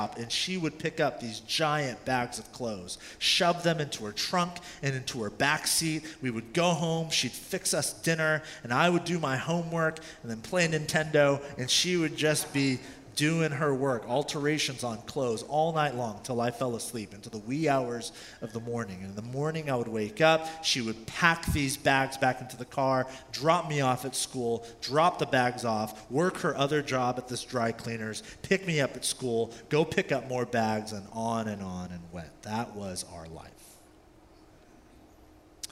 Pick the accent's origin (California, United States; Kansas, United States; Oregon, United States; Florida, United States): California, United States; also born or lived in South Korea; I was born in South Korea at the time. My mother packed our bag. She had about $40 cash in her wallet. Her sister, who lived in California, paid for a ticket for her and I, and we moved to California when I was about 4